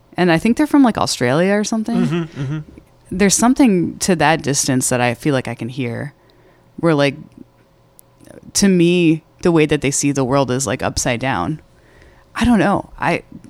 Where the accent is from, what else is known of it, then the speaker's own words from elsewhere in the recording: Boston, Massachusetts, United States; I'm from Boston.